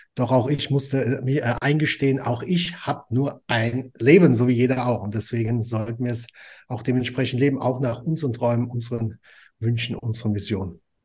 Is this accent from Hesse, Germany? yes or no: yes; Frankfurt, Hesse, Germany; ich komme aus Frankfurt am Main